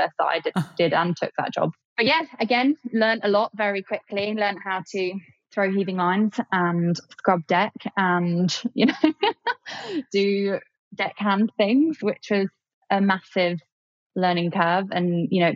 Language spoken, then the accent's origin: English; Kent, South East England, United Kingdom; I grew up in Kent, not near the beach